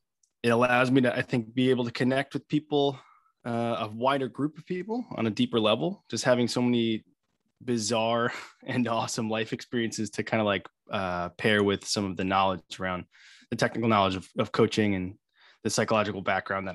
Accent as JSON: {"language": "English", "area": "Long Island", "region": "New York", "country": "United States", "tie": "born or raised there", "said": "I am born and bred in New York, grew up on Long Island"}